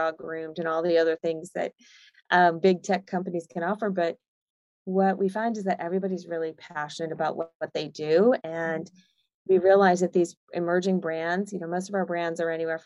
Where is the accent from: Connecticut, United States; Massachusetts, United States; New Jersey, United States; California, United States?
Massachusetts, United States; outside of Boston; moved away as an adult; now in Austin, United States; I grew up outside of Boston